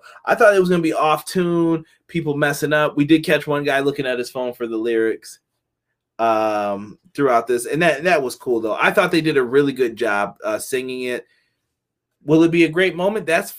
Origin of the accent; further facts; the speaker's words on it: Buffalo, New York, United States; We're from Buffalo, New York.